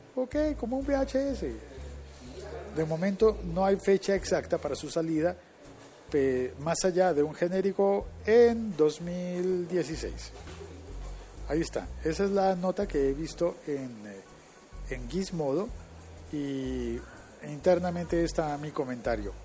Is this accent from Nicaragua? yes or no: no; Colombia; uno de esos países era Colombia. Es decir, en mi país